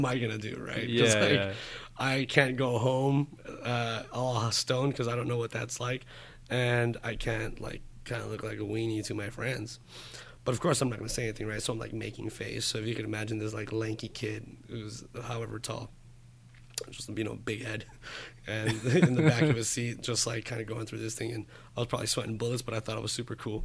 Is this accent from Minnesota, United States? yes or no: no; East Los Angeles, California, United States; I'm from East LA, born and raised in East LA, the real East